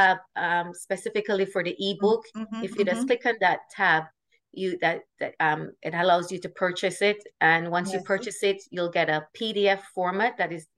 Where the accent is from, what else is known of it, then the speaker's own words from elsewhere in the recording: Jamaica; growing up in Jamaica, and my grandmother, because they're being Indian, that's her culture